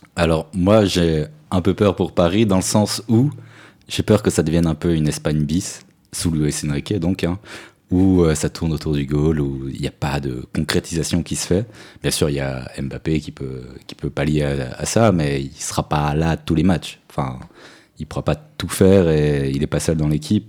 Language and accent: French; Switzerland; en tant que Suisse